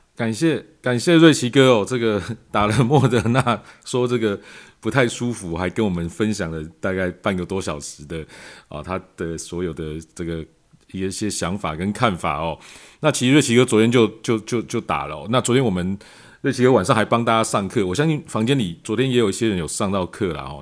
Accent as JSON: {"language": "Chinese", "country": "Taiwan", "said": "我们在台湾可能大家比较感受不到，因为我们台湾在疫情控制方面一直相当的理想"}